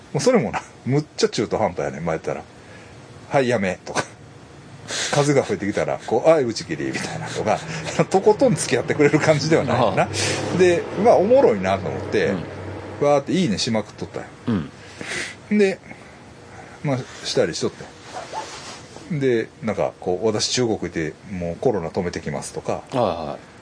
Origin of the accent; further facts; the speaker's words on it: Kobe, Hyogo, Japan; 僕神戸です